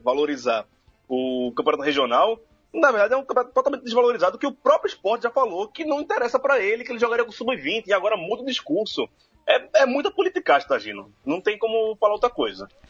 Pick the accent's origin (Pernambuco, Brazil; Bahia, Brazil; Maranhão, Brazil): Pernambuco, Brazil; eu, como pernambucano